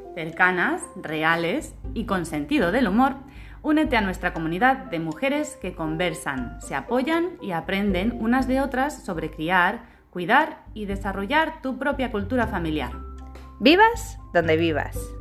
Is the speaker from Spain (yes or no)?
yes; Spain; now in Australia; Somos dos mamás de origen español